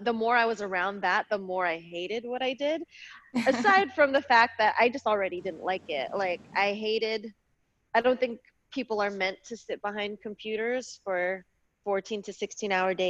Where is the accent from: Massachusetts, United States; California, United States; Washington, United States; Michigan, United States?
California, United States; Bay Area, Northern; also born or lived in Los Angeles, California; I grew up in the Bay Area in Northern California, right outside of Oakland